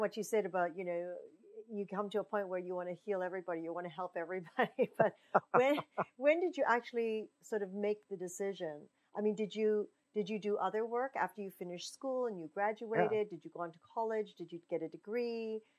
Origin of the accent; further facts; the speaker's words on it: Pacific Northwest, United States; that's where I was raised as well